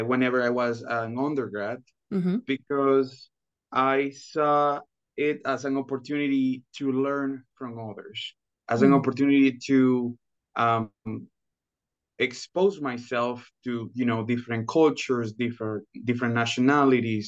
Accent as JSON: {"language": "English", "town": "Los Anastasios", "region": "Chiriquí", "country": "Panama", "second_language": "English", "moved": "as an adult", "lives_now": "Arkansas, United States", "said": "So, originally, I am from Panama. I am from a small town in the province of Chiriquí called Los Anastasios"}